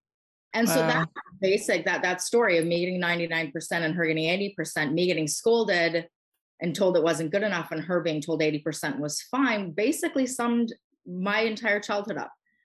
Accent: Canada; I'm a Canadian. I live on the East Coast of Canada.

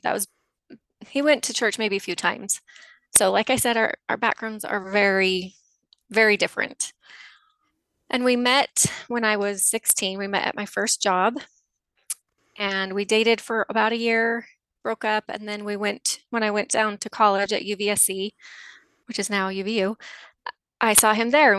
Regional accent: just south of Salt Lake, Utah, United States; I grew up in Utah, just south of Salt Lake

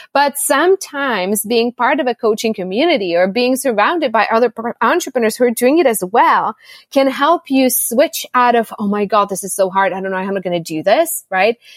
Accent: Czechia; also born or lived in Austin, United States / United States; now in Costa Rica; I was born in the Czech Republic, a dual Czech Republic and US citizen, and now I live in Costa Rica ever since February 2020.

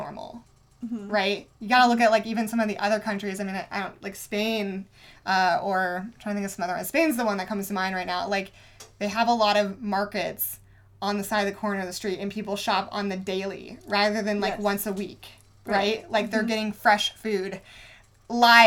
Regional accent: Indiana, United States; I grew up in Indiana.

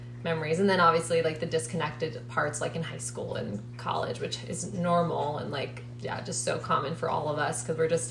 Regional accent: Maryland, United States; moved away; we're both from Maryland

